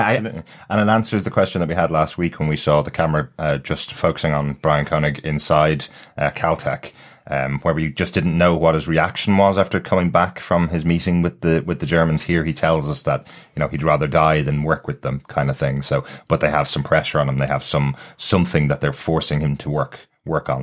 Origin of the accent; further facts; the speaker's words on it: Ireland; as an Irish person